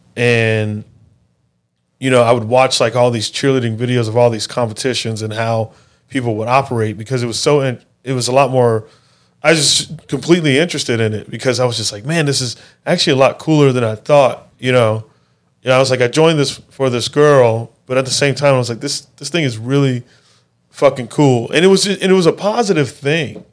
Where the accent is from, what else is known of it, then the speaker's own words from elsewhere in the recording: Mesa, Arizona, United States; where I grew up in Mesa is a pretty poor area.